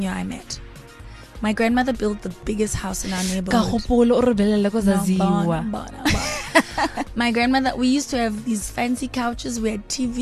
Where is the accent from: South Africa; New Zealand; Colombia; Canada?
South Africa; from South Africa. I'm made in South Africa.